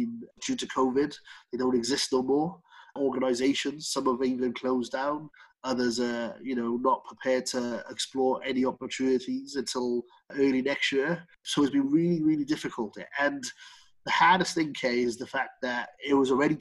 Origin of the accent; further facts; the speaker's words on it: Cardiff, Wales, United Kingdom; when I grew up in Grangetown